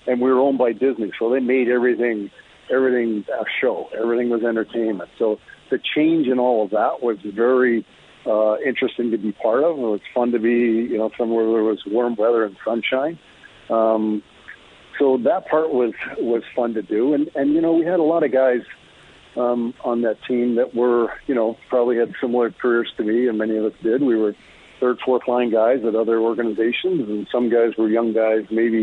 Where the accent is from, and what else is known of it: Bow Island, Alberta, Canada; born or raised there